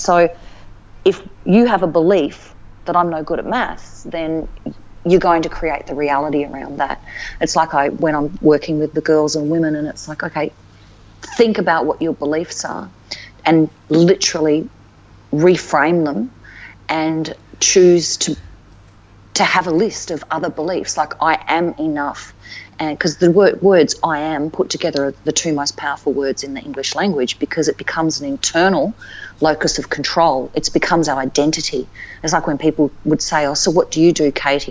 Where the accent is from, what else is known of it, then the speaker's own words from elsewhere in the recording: Alice Springs, Northern Territory, Australia; also born or lived in Melbourne; now in Darwin, Australia; growing up in Alice as a kid